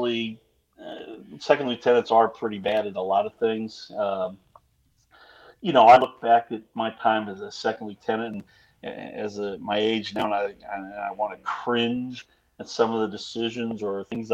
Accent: Virginia, United States; I'm from Virginia

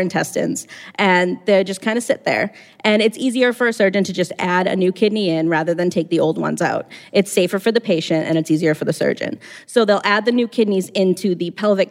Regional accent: Weymouth, Massachusetts, United States; I'm from Weymouth, and I work in tissue typing at a major hospital here in Boston

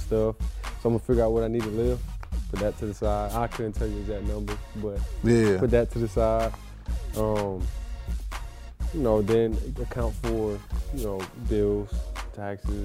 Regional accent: Old Bridge, New Jersey, United States; also born or lived in New Brunswick, New Jersey; now in Pittsburgh, United States; I was born and raised in Old Bridge, New Jersey

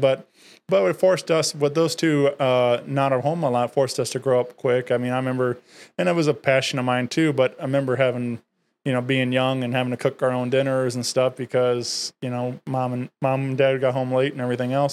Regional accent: Wentzville, Missouri, United States; I grew up in Wentzville, been there all my life

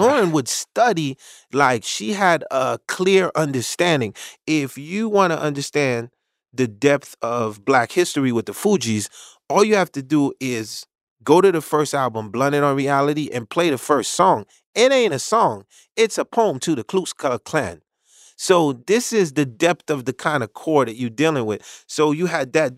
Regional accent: New York City, New York, United States; also born or lived in Haiti; I'm from Marlboro Projects in Brooklyn in the late eighties

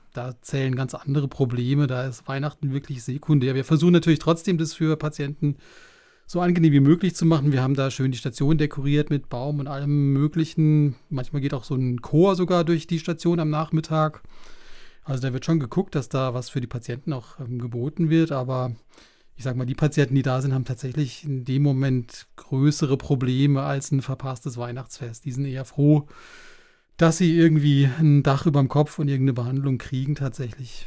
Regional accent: Black Forest, Baden-Württemberg, Germany; komme aus dem fernen Schwarzwald

